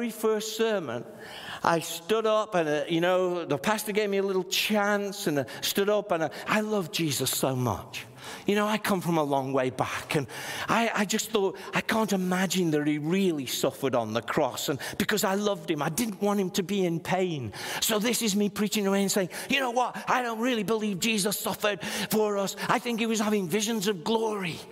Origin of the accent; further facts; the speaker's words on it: Stoke-on-Trent, West Midlands, United Kingdom; I was from Stoke-on-Trent.